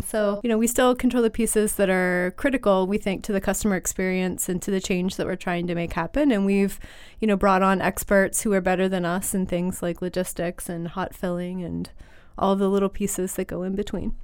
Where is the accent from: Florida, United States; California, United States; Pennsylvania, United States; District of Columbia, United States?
Pennsylvania, United States; Western; I grew up in Western Pennsylvania.